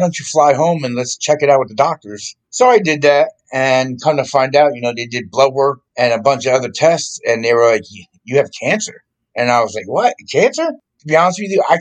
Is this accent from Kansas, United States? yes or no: no; Morristown, New Jersey, United States; moved away; also born or lived in Orlando, Florida; I grew up in Morristown, New Jersey.